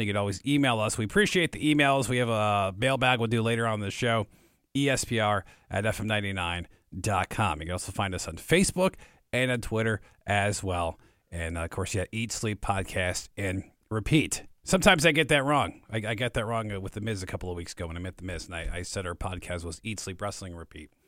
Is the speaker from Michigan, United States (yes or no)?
yes; Detroit, Michigan, United States; I'm from Detroit myself